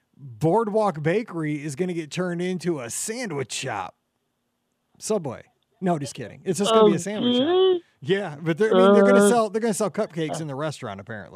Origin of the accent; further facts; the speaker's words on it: Missouri, United States; I'm from Missouri, so I watch the American games.